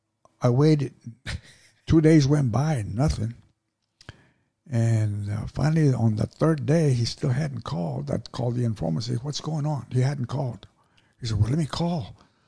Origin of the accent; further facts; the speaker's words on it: Dallas, Texas, United States; I'm from Dallas. Why would I want to put it